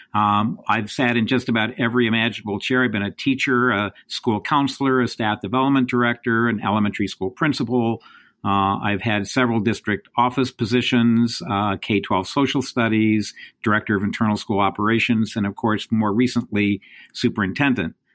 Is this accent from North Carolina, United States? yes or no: no; Indiana, United States; moved away as an adult; now in New York, United States; I grew up in the Midwest. I grew up in Indiana